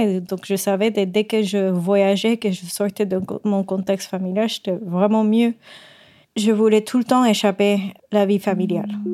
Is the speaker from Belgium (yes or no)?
no; Puerto Rico; French is a second language; moved away as an adult; now in France; je viens de Porto Rico